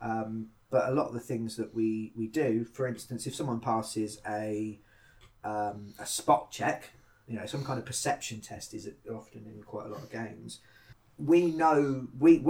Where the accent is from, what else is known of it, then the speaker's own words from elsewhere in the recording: United Kingdom; being British